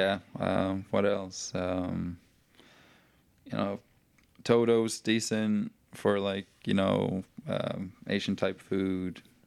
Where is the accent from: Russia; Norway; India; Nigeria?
Norway; moved away as an adult; now in Chattanooga, United States; I'm from Norway.